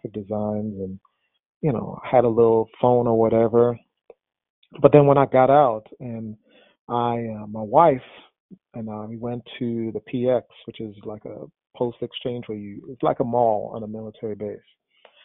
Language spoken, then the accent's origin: English; New York City, New York, United States; when I was a teenager growing up in New York City